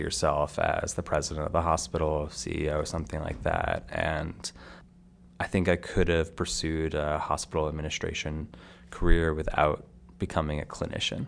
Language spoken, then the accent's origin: English; Stamford, Connecticut, United States; where I grew up in Stamford, Connecticut